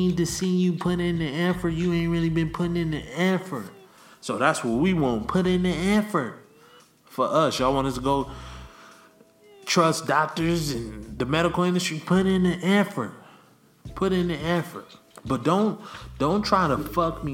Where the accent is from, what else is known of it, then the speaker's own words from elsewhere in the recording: Los Angeles, California, United States; I love my hometown